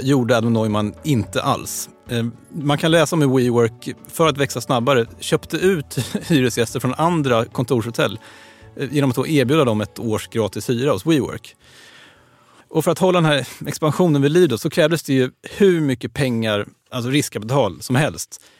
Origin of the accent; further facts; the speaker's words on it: Sweden; vi svenskar